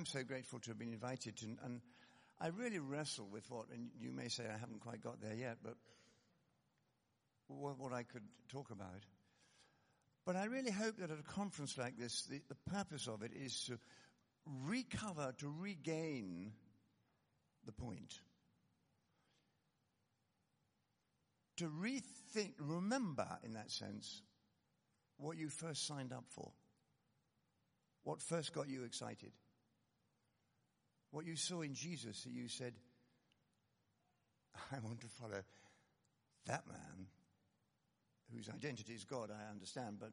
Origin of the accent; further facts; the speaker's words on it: Scotland, United Kingdom; I come from Scotland